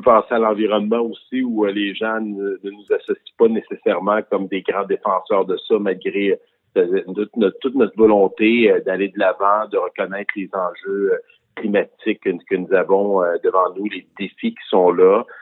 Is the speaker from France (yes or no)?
no; Quebec, Canada